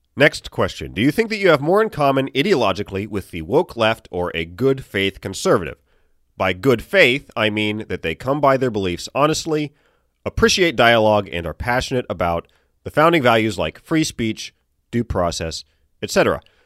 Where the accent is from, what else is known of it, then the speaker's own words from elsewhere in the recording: Chesapeake, Virginia, United States; moved away; Chesapeake, my hometown